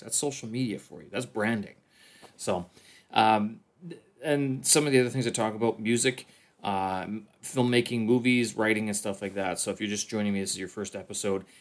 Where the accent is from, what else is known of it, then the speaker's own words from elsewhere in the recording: Canada; now in Beijing, China; I'm a Canadian expat here in, uh, uh, in Beijing, China